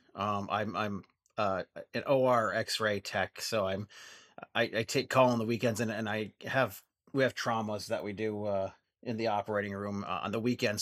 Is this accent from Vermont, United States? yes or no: yes; Vermont, United States; I'm from Vermont, um, we, uh, our podcast is from Vermont, um, and, um, unfortunately, of the three of us, I'm the only one that's a native Vermonter